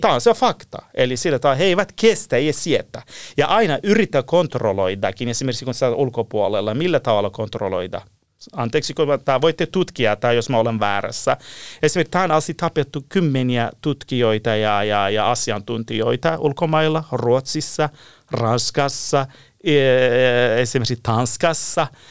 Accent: Iran; Finnish is a second language; moved away as an adult; now in Helsinki, Finland; mä olen Lähi-idästä kotoisin, alun perin Iranista

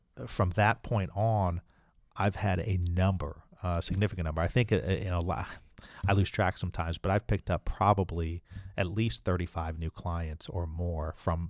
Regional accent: Alabama, United States; accent: Alabama; But that's my Alabama accent.

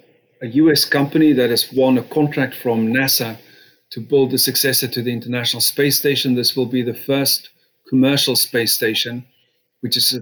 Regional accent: South Africa; moved away as an adult; now in United Kingdom; I had the good fortune of being born in South Africa and Africa, and then came to Britain in my 20s and have been a British citizen since.

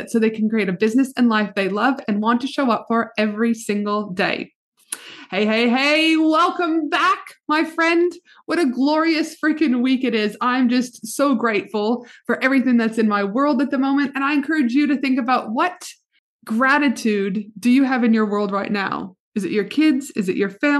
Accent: Canada; the white girl Canadian hips

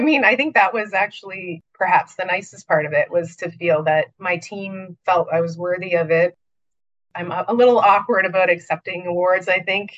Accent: Niagara region, Ontario, Canada; I'm actually from the Niagara region

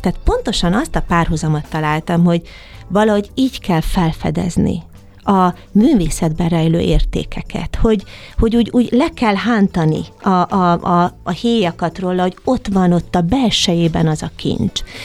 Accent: Eger, Heves, Hungary; Egerben, az én szülővárosomban

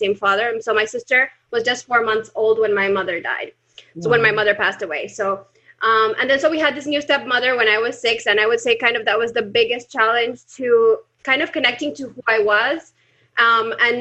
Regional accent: Colombia; now in Panama; Now in Panama, but I'm originally from Colombia.

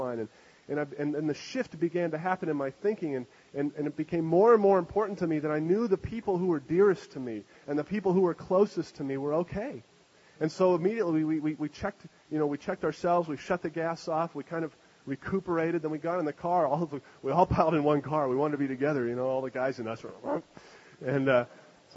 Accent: Canada; moved away; I'm from Canada.

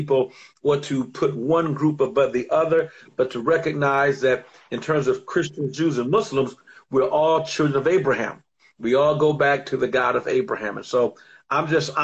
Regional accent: Detroit, Michigan, United States; moved away as an adult; also born or lived in Los Angeles, California; I'm from Detroit. Originally born in Detroit.

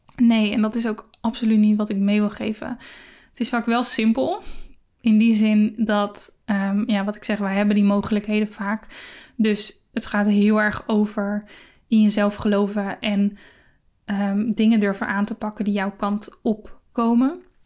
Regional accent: Netherlands; we als Nederlanders

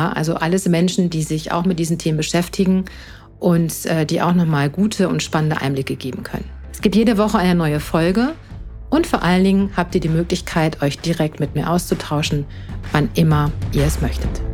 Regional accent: Münster, North Rhine-Westphalia, Germany; moved away as an adult; now in Palatinate, Germany; ich bin in Münster in Nordrhein-Westfalen geboren und lebe jetzt seit sechs Jahren im Exil, wie ich immer so schön sage, in der schönen Pfalz

